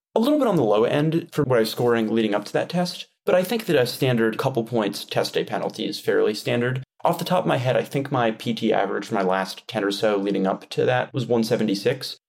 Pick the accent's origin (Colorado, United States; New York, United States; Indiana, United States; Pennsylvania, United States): New York, United States; Westchester County; moved away as an adult; also born or lived in Washington, D.C.; now in Taiwan; I'm from New York, born and raised in Westchester County. I lived in New York my entire life